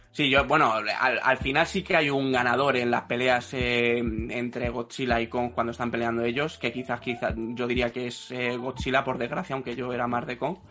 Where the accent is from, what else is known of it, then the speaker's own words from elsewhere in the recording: Spain; en España somos un poco agarrados en ese sentido